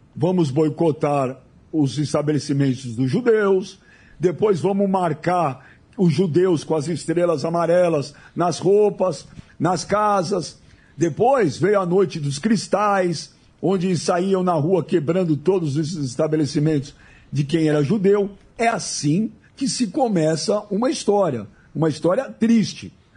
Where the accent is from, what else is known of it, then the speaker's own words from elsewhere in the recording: Brazil; Eu já sou nascido no Brasil, mas meus pais, meus avós